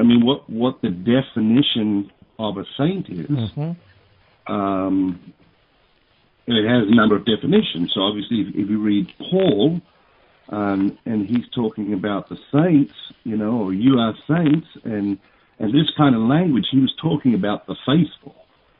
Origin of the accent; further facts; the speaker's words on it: Sydney, New South Wales, Australia; I was born in St. Martha's Hospital in Sydney, Australia